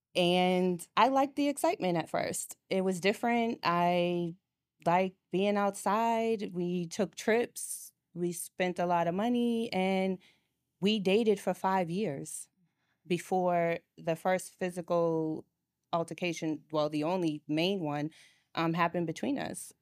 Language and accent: English; Boston, Massachusetts, United States; moved away as an adult; now in Atlanta, United States; I'm originally from Boston